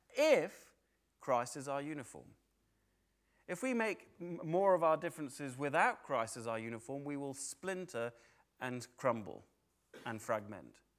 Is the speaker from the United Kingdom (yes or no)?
yes; United Kingdom; I don't stop being British.